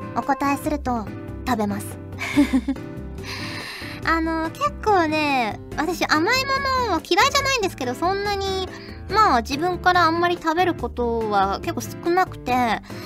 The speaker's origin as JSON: {"language": "Japanese", "area": "Kyushu", "region": "Fukuoka", "country": "Japan", "tie": "born or raised there", "moved": "yes", "lives_now": "Yamagata, Japan", "said": "九州、福岡出身なので"}